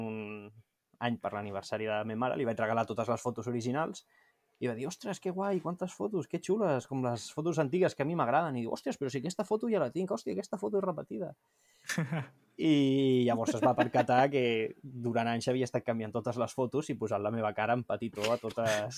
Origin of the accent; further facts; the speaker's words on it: Montgat, Catalonia, Spain; soc de Montgat